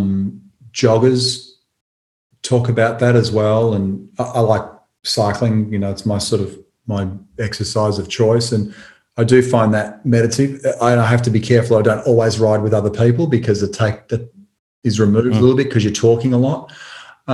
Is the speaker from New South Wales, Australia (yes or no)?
no; Tullamarine, Victoria, Australia; where I grew up in Tullamarine